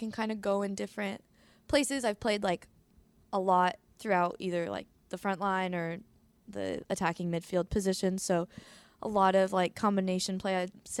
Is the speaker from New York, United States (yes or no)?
yes; Arcade, New York, United States; moved away as an adult; also born or lived in Syracuse; now in Tampa, United States; I grew up around in Buffalo, and then I have family in Syracuse, so I was always sort of close to home